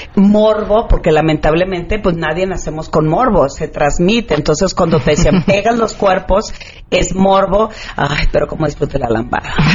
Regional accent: Culiacán, Sinaloa, Mexico; en Sinaloa, que soy de Culiacán

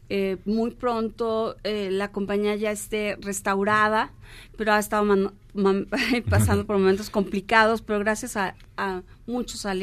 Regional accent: Mexico; vamos a presentarla el primero de noviembre por por nuestra celebración como mexicanos del eh, Día de Muertos

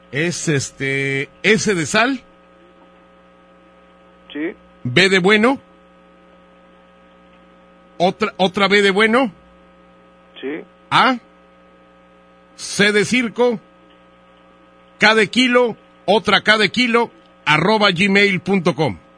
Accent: Spain; Eh, es que yo soy español.

